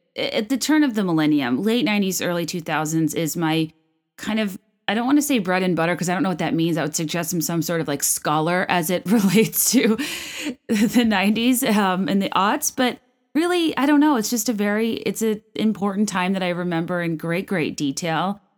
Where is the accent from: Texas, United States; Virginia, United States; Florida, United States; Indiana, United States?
Virginia, United States; moved away as an adult; also born or lived in La Jolla, San Diego, California / New York / San Francisco; now in Chicago, United States; I'm from Virginia. I went to Virginia Tech